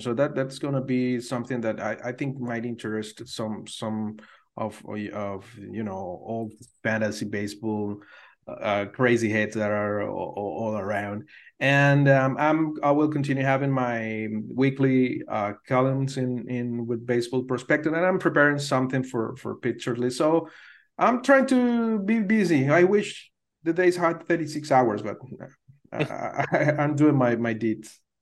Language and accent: English; Venezuela; growing up in Venezuela, back there in the eighties